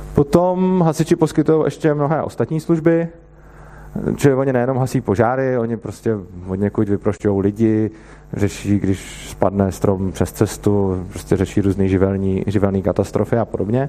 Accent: Plzeň, Plzeň Region, Czechia; já jsem z Plzně

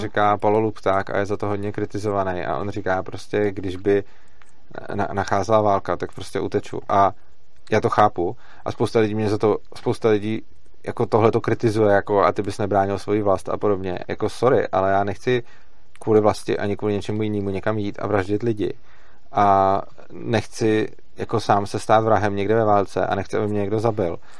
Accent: Czechia

